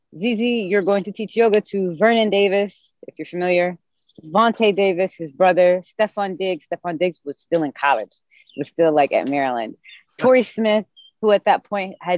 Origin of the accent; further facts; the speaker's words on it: Sharjah, United Arab Emirates; moved away as an adult; now in Washington, D.C., United States; I was born and raised in Sharjah, UAE, which is right next to Dubai, maybe 10 minutes away from there. So I moved to America in 2008